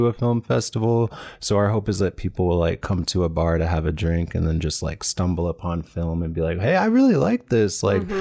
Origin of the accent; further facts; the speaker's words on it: Des Moines, Iowa, United States; moved away as an adult; also born or lived in Chicago; now in San Francisco Bay Area, United States; But I grew up here in Des Moines and I moved to Chicago for school, went to the Bay Area after